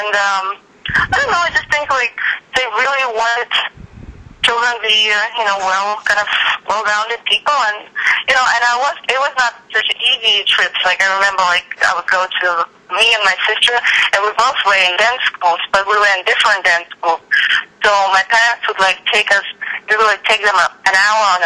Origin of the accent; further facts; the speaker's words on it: Odesa, Odesa Oblast, Ukraine; moved away as an adult; now in Los Angeles, United States; I'm originally from Odessa, Ukraine. It's a seaport on the Black Sea, and it's where I grew up